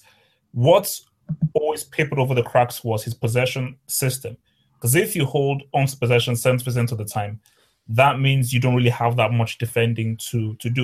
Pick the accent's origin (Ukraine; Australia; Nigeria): Nigeria; I am the Nigerian green, white, and green voice